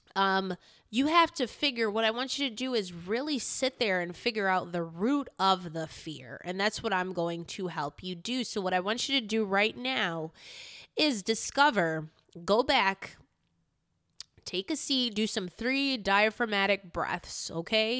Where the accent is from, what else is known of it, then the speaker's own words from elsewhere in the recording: Newington, Connecticut, United States; also born or lived in Hartford, Connecticut; My school was in Newington as well as the apartment that I stayed in with my mom was at Newington